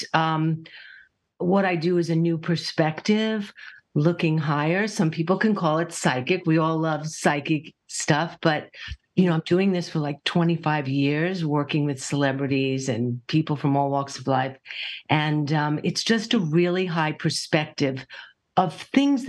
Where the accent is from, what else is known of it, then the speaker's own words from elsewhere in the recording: New York, United States; I'm a New Yorker